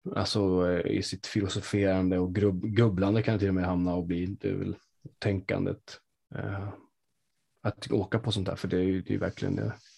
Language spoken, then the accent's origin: Swedish; Sweden; jag bor ju i Sverige, jag är uppväxt som svensk